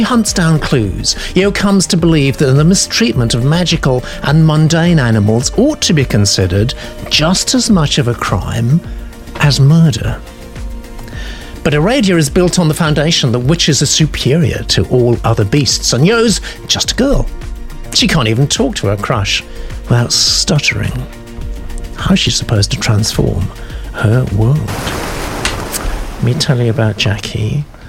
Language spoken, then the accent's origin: English; California, United States; I live in the Pacific Northwest, though I grew up in California.